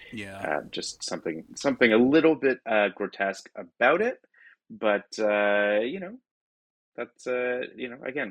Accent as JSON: {"language": "English", "town": "Toronto", "region": "Ontario", "country": "Canada", "moved": "yes", "said": "I'm from Toronto originally"}